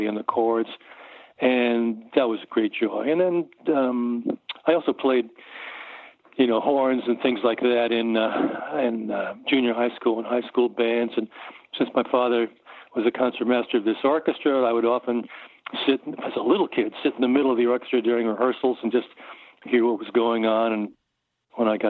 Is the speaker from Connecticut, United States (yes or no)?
yes; Norwalk, Connecticut, United States; I grew up in Norwalk, Connecticut, and I was there through my high school years